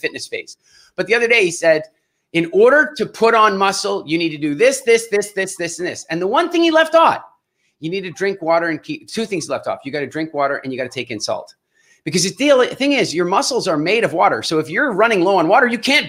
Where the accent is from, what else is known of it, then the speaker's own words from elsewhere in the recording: Canada; And I'm Canadian.